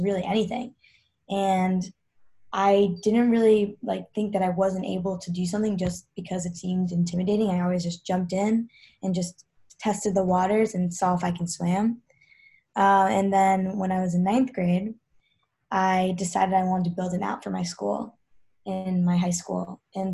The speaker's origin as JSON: {"language": "English", "region": "New York", "country": "United States", "tie": "born or raised there", "also_born_or_lived": "Georgia", "said": "grew up in New York. I was born in Georgia"}